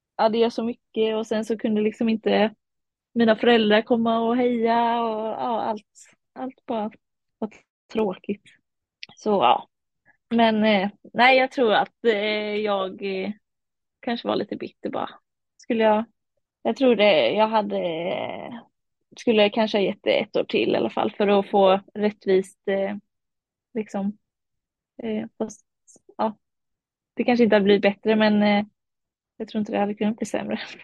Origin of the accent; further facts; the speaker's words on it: Varberg, Halland County, Sweden; Ja, min familj är från eh, Kumla. Eh, men jag är född och uppvuxen i Varberg